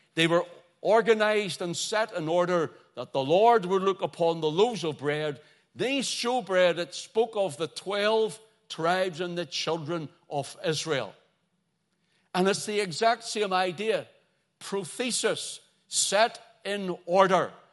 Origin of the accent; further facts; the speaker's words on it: Belfast, Northern Ireland, United Kingdom; growing up in Belfast